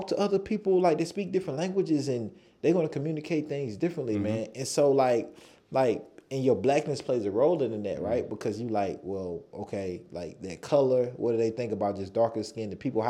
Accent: North Carolina, United States; moved away; also born or lived in Costa Rica; And I'm from North Carolina.

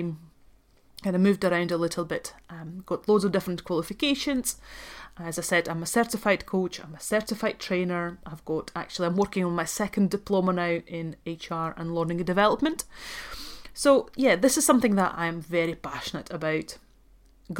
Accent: Latvia; accent: Scottish; English is a second language; moved away as an adult; also born or lived in Dundee, Scotland / Aberdeen, Scotland; now in London, United Kingdom; I'm actually from Latvia, so I was born and raised in Latvia. I moved to UK when I was 19 to go to university

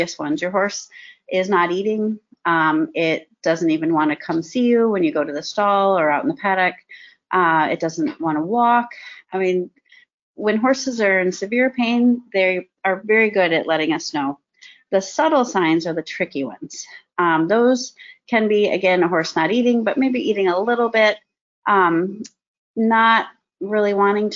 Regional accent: Michigan, United States; also born or lived in Texas; I'm originally from Michigan. I grew up on a horse and cattle farm

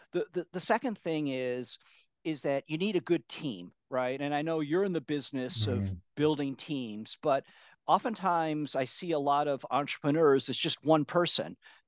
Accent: Midwest, United States; now in California, United States; So I grew up in the Midwestern part of the U.S. and then right after college, I moved out here to California and been here ever since.

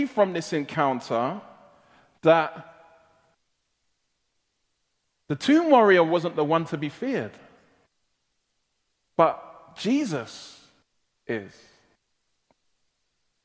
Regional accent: London, United Kingdom; I was born and raised in South London, and I'm given to colloquialisms

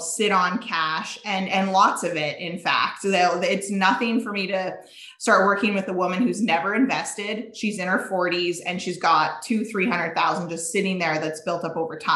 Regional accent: Saskatchewan, Canada; moved away as an adult; now in Alberta, Canada; born and raised in Saskatchewan, small town Saskatchewan girl

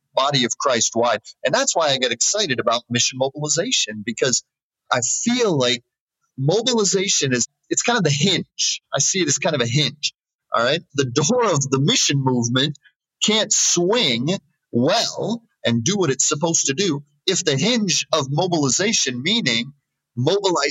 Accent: United States; moved away as an adult; I'm American. I love my nation.

